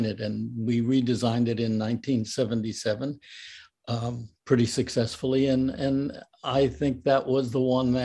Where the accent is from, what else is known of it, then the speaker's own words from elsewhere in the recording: North Bergen, New Jersey, United States; I grew up in North Bergen, New Jersey, which is right over the river and near Union City and Hoboken